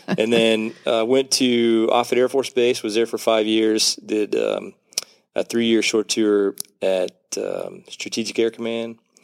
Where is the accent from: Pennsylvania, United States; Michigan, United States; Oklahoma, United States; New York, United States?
Oklahoma, United States; just up the street in Oklahoma